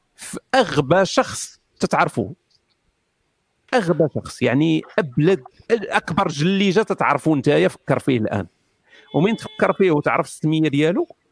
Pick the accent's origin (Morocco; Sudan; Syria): Morocco; انا مغربي